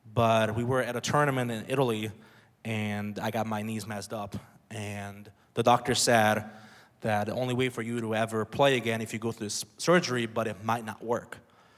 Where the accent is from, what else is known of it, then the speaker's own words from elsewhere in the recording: Budapest, Hungary; moved away; I was born and raised in Budapest, Hungary.